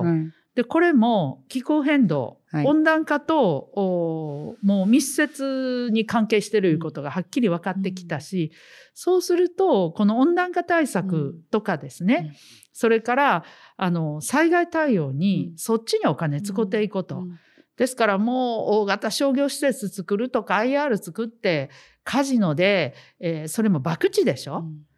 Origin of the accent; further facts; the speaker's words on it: Osaka, Japan; 私たちはまあ地元大阪ですけどね